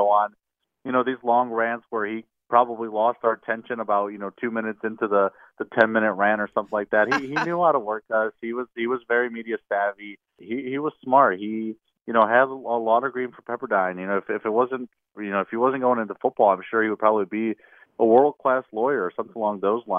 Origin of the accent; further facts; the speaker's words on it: Indiana, United States; moved away; I'm originally from Indiana, so I was out of town last week back home visiting my family